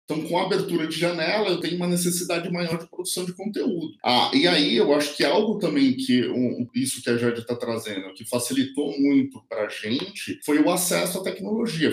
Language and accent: Portuguese; São Paulo, Brazil; eu vim da periferia de São Paulo, né? Hoje a produtora fica aqui na Vila Maria Mariana, mas eu nasci na periferia